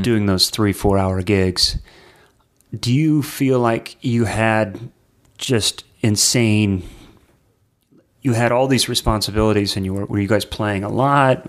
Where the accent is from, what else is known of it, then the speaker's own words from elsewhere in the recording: Nashville, Tennessee, United States; my hometown here in Nashville